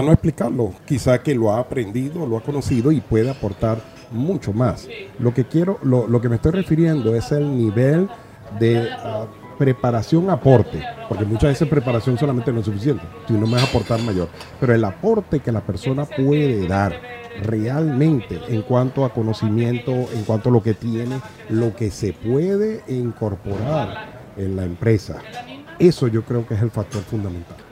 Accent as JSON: {"language": "Spanish", "country": "Venezuela", "tie": "born or raised there", "moved": "as an adult", "lives_now": "Spain", "said": "yo nací en Venezuela"}